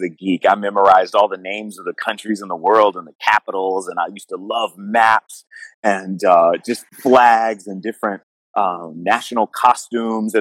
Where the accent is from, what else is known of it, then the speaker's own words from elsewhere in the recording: Jacksonville, Florida, United States; I grew up in Jacksonville, Florida